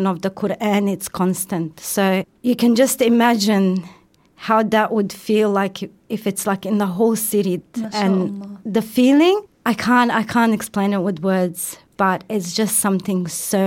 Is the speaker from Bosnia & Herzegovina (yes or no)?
yes; Sarajevo, Federation of Bosnia and Herzegovina, Bosnia & Herzegovina; moved away; I come from Sarajevo, which is in Bosnia-Herzegovina. It's the capital of Bosnia-Herzegovina